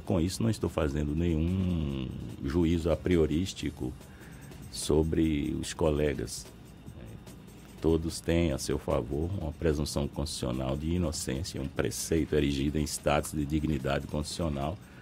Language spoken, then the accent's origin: Portuguese; interior of Bahia, Brazil; sou interiorano, conheço a realidade interiorana